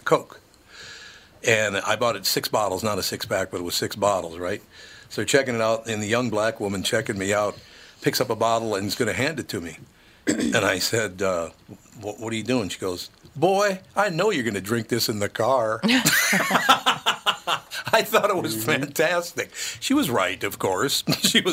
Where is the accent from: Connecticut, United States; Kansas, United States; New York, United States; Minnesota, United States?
Minnesota, United States; I grew up in Minnesota